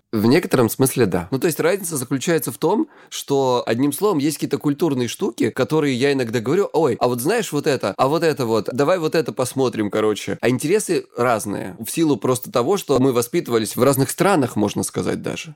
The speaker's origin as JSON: {"language": "Russian", "region": "Krasnodar Krai", "country": "Russia", "said": "я с Кубани"}